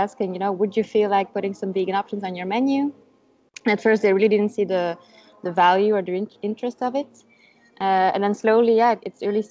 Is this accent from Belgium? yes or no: yes; Brussels, Brussels-Capital Region, Belgium; first language Dutch; English is a second language; also born or lived in Madrid, Spain; I'm from Belgium. I was born in Brussels. My parents are Dutch. So I grew up, living in Brussels, but speaking mostly Dutch